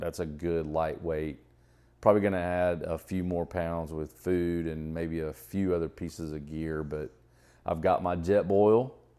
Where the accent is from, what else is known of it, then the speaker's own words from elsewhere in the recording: Atlanta, Georgia, United States; growing up in Atlanta area